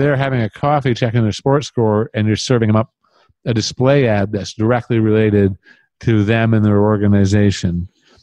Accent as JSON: {"language": "English", "country": "Canada", "said": "As a Canadian"}